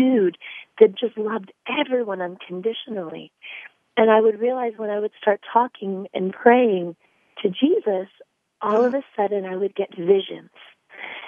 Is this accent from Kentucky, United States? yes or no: no; Northampton, Pennsylvania, United States; also born or lived in Bethlehem, Pennsylvania; I'm actually from Northampton, Pennsylvania. I was actually born in Bethlehem, Pennsylvania